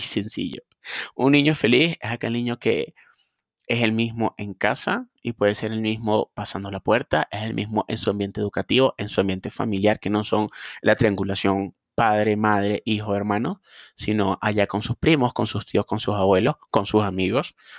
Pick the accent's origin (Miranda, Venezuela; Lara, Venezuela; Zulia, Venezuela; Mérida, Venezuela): Lara, Venezuela; Barquisimeto; also born or lived in Guanare, Venezuela; trabajé con un grupo de clínicas en mi ciudad natal, Barquisimeto también en mi hermoso país Venezuela